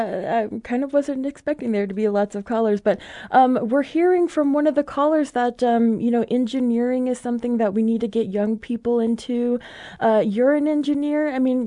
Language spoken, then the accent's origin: English; United States; from the Navajo Nation.